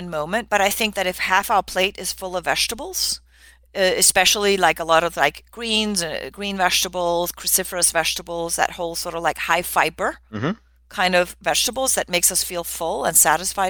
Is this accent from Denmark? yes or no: yes; Denmark; moved away; I grew up in Denmark